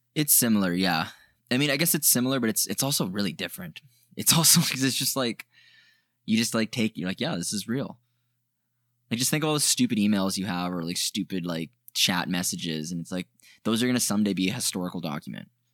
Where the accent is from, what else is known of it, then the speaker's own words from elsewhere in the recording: Canada; we're from Canada